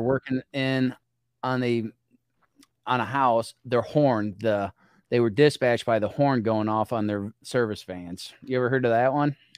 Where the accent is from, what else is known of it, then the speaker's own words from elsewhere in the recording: small community on the Illinois River, United States; my hometown, small community, no stoplights in it and we're on the Illinois River